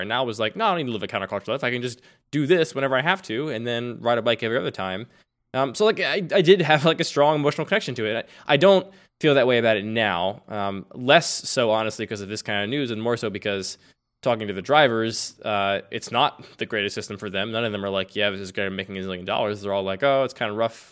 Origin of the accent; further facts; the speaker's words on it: Philadelphia, Pennsylvania, United States; accent: Philadelphia; I grew up in Philadelphia, and people tell me it's a Philadelphia accent that I cannot hear